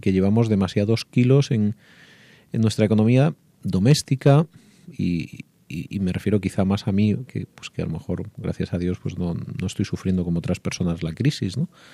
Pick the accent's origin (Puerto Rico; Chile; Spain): Spain; Andalusia; yo que soy de, de Andalucía